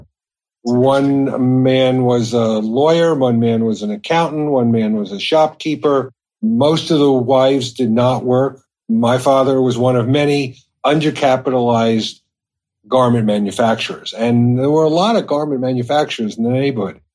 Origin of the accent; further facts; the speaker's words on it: West Hempstead, New York, United States; also born or lived in Brooklyn, New York; when I was 2 years old, they moved out of Brooklyn and they moved into what I like to say is a 6,000 square foot lot, not a 6,000 square foot house. And they lived in that house for 48 years in West Hempstead, New York